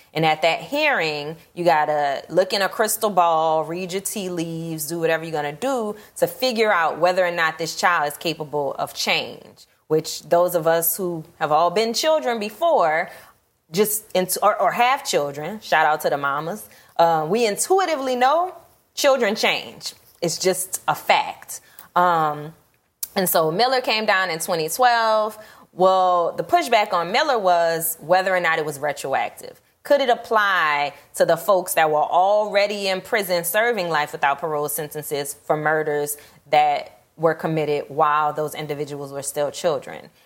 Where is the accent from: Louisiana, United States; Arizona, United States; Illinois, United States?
Louisiana, United States; New Orleans; also born or lived in Atlanta; I'm born and raised in New Orleans.